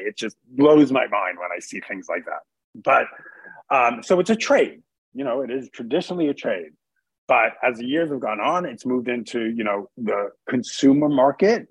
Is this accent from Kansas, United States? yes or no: no; New York City, New York, United States; moved away; also born or lived in Connecticut / Boston; I grew up in New York City. I grew up in Queens